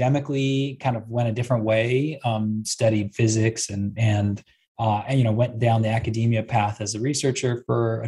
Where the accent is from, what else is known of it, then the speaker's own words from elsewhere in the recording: Bay Area, California, United States; I was born and raised in the Bay Area